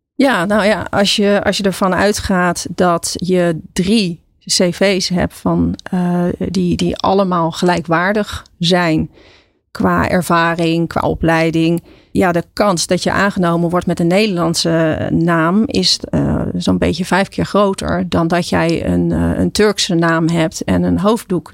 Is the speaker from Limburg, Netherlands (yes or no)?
no; Katwijk, South Holland, Netherlands; moved away as an adult; also born or lived in Leiden; now in Gorinchem, Netherlands; Ik ben in eh, Katwijk aan Zee opgegroeid. Ik ben geboren in Leiden.